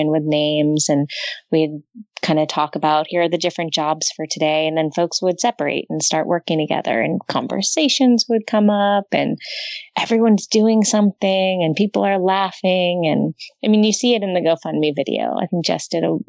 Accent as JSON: {"language": "English", "town": "Los Angeles", "region": "California", "country": "United States", "tie": "born or raised there", "said": "I grew up in Southern California in LA area, in the valley"}